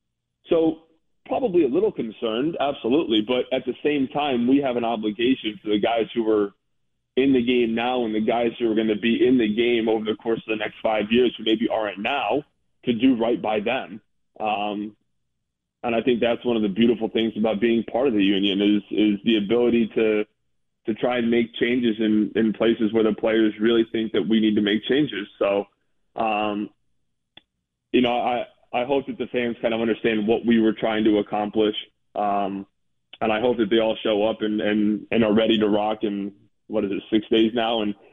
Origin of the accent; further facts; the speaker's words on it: Bethel, Connecticut, United States; also born or lived in Danbury; Yeah, I was born in Danbury, grew up in Bethel, yep.